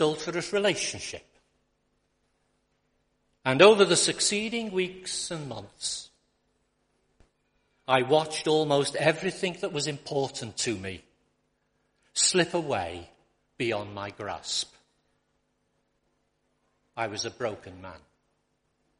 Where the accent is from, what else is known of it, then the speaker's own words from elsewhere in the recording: Liverpool, North West England, United Kingdom; also born or lived in Accrington; I was born and brought up in Liverpool